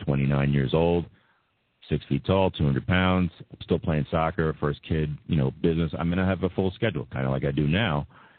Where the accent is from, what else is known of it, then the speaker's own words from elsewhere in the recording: Massapequa, New York, United States; I've been a soccer player since I was 5 growing up in Massapequa.